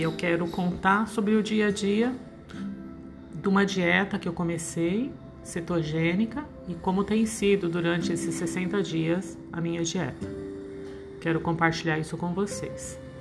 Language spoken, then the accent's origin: Portuguese; São Paulo, Brazil; sou natural de São Paulo